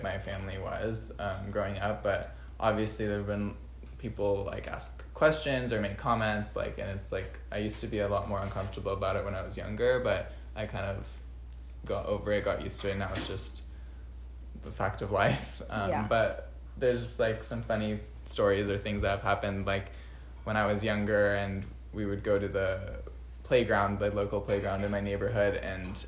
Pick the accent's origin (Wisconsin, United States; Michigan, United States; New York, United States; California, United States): California, United States; Bay Area; I'm born and raised in the Bay Area